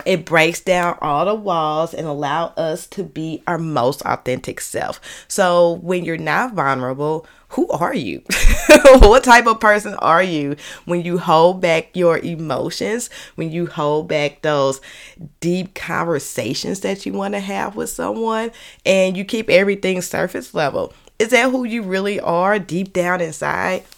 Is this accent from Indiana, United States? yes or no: no; St. Louis, Missouri, United States; accent: Saint Louis; my Saint Louis accent